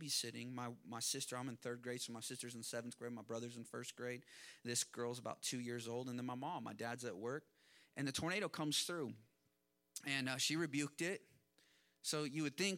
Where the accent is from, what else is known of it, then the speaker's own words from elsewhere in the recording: Kansas, United States; I grew up in Kansas, and when I was in third grade, we had a tornado